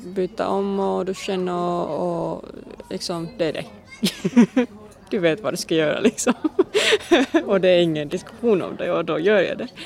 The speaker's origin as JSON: {"language": "Swedish", "country": "Finland", "second_language": "Swedish", "moved": "as an adult", "lives_now": "Malmö, Sweden"}